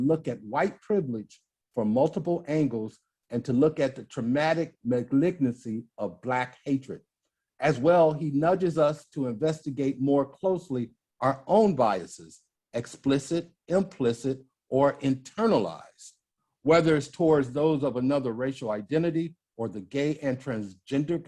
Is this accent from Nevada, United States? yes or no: no; Maywood, Illinois, United States; I grew up in Maywood, Illinois